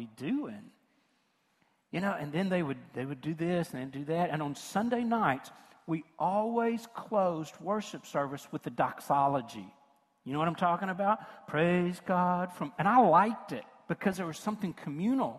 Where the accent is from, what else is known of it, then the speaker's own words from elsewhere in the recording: rural West Tennessee, United States; moved away; also born or lived in Memphis; from rural West Tennessee where I was raised